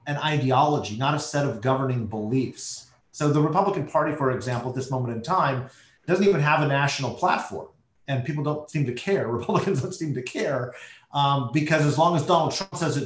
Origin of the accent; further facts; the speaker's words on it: United States; as an American